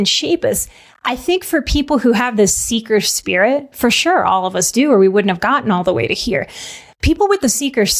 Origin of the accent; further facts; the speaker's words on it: New Orleans, Louisiana, United States; moved away; also born or lived in Texas / Colorado; I'm from New Orleans.